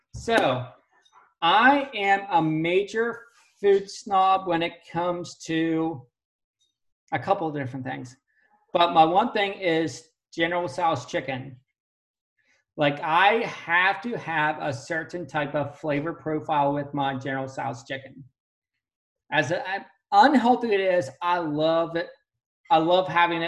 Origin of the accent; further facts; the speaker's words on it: Pennsylvania, United States; I grew up in Pittsburgh. I mean, not Pittsburgh, but Pennsylvania, and I live close to Pittsburgh